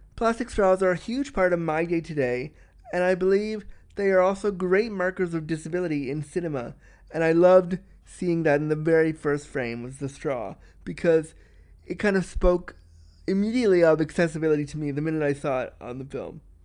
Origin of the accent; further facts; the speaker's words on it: Toronto, Ontario, Canada; my hometown of Toronto